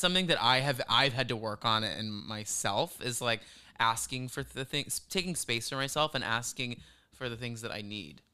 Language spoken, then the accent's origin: English; the South, United States; born or raised there